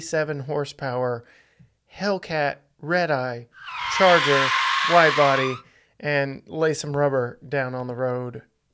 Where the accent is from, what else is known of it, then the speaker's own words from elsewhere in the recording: Texas, United States; We're from Texas